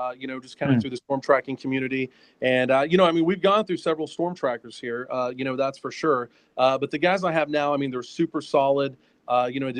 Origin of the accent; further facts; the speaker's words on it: Norman, Oklahoma, United States; So I'm originally from Norman. So I was born here.